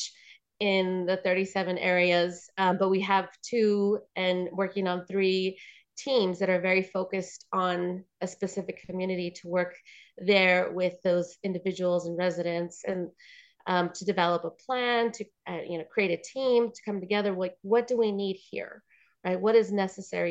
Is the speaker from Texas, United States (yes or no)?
yes; El Paso, Texas, United States; now in New Mexico, United States; I am from El Paso, Texas. I've been here in New Mexico for about 20 years